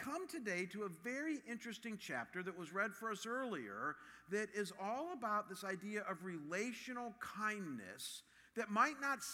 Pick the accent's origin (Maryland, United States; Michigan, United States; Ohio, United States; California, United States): Ohio, United States; Cleveland; my hometown of Cleveland